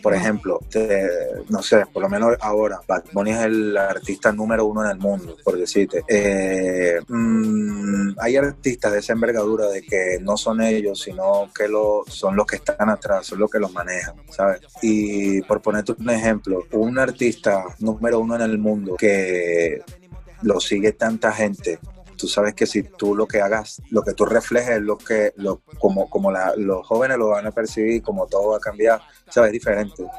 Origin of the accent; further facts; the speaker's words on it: Venezuela; soy negro, soy venezolano, soy de barrio